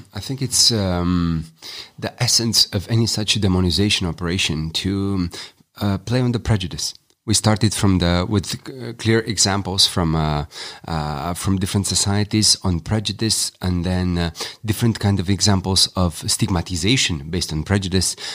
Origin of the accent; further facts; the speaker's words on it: Romania; I'm Romanian